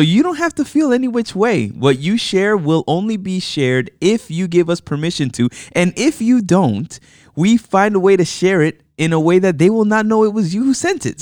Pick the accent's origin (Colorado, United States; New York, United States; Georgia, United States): New York, United States; New York City; also born or lived in Manhattan; I was born in Manhattan, but I grew up in the Bronx.